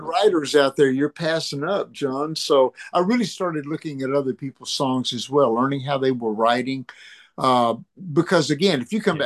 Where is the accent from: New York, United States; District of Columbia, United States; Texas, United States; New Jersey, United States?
Texas, United States; Dallas; moved away; I came from Dallas